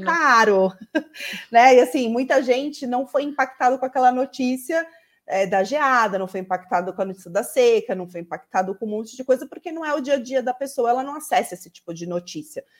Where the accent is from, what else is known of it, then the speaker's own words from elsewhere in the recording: São Paulo, Brazil; accent: urban São Paulo; eu estou no urbano em São Paulo, pelo meu sotaque, todo mundo já, já percebe